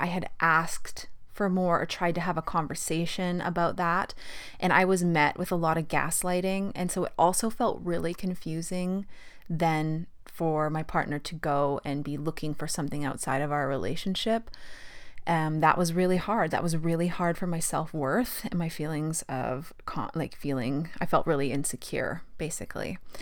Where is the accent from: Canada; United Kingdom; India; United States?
Canada; Fort St. John, British Columbia; moved away as an adult; also born or lived in Calgary, Alberta / Australia; I grew up in Fort St. John, pretty normal childhood.